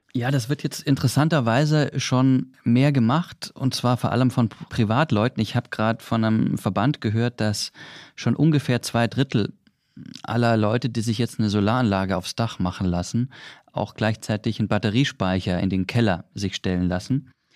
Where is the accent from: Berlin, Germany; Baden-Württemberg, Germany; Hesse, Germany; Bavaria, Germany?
Baden-Württemberg, Germany; Swabia; ich als Schwabe